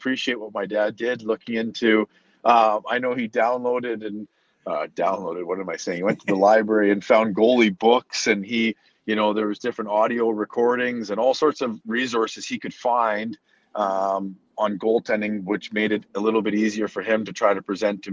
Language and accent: English; Canada; hockey was something we grew up doing in Canada